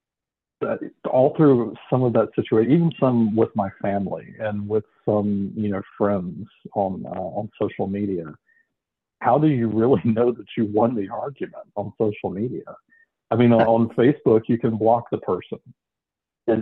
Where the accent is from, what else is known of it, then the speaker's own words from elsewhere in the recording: Georgia, United States; I am from Georgia.